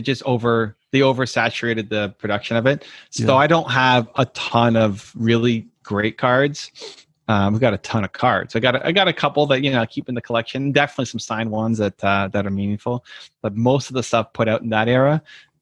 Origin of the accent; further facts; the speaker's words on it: Toronto, Ontario, Canada; I'm from Toronto, Canada, and in 92-93, the Blue Jays, my hometown team, won the World Series of baseball